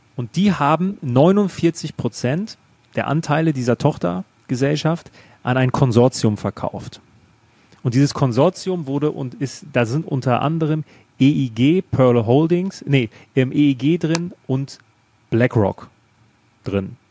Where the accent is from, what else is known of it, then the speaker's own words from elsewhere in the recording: Germany; bei uns in Deutschland